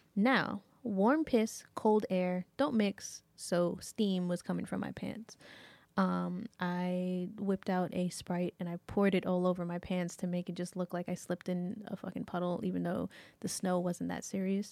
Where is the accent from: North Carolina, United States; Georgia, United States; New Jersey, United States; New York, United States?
New York, United States; as a New Yorker.